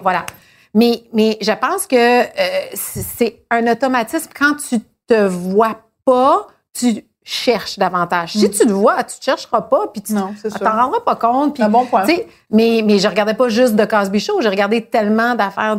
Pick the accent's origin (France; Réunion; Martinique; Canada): Canada; Quebec; je suis née au Québec, je suis métissée